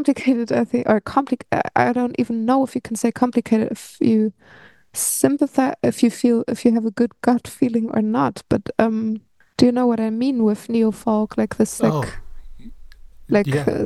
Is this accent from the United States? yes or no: no; Berlin, Germany; I've been growing up in Berlin